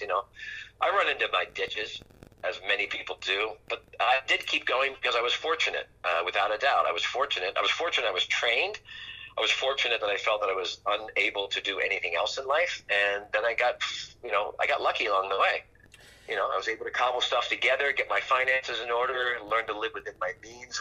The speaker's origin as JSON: {"language": "English", "region": "Pennsylvania", "country": "United States", "moved": "yes", "lives_now": "California, United States", "said": "I'm from Pennsylvania and I live in California"}